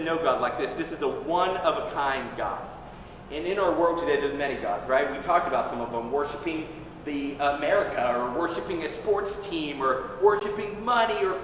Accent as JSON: {"language": "English", "region": "Tennessee", "country": "United States", "tie": "born or raised there", "said": "growing up in Tennessee, my grandfather was a smoker"}